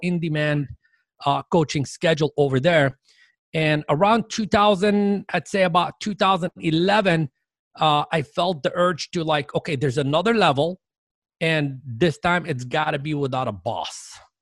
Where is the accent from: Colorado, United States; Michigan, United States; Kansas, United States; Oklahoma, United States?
Michigan, United States; Dearborn; moved away; I grew up in Dearborn, Michigan, which is a suburb of Detroit